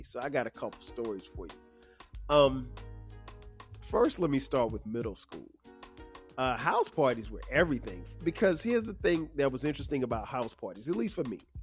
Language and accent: English; Florence, South Carolina, United States; Middle school for me in my hometown of Florence, South Carolina, uh, was seventh and eighth grade